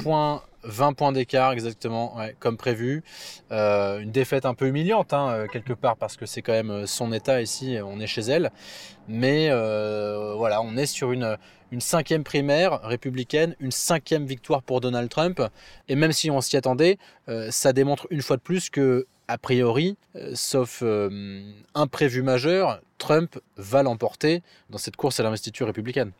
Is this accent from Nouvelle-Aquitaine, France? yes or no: no; Nice, Provence-Alpes-Côte d'Azur, France; moved away; Nice, ma ville natale